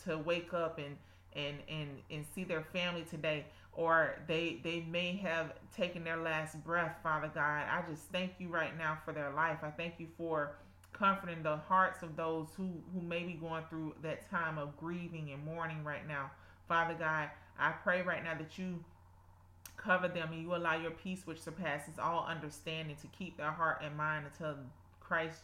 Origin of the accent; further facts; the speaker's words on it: South Georgia, United States; accent: South Georgia; my South Georgia accent